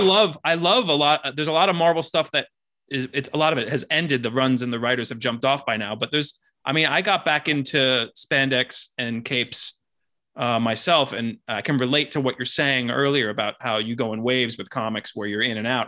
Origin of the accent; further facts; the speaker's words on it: Miami Beach, Florida, United States; I was born and raised in Miami Beach